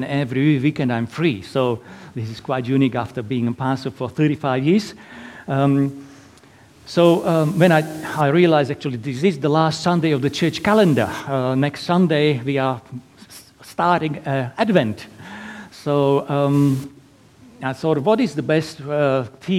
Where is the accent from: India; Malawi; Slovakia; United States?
Slovakia; English is a second language; moved away as an adult; now in Perth, Australia; originally from tiny little country in Eastern Europe, Slovakia. So that's why my lovely accent.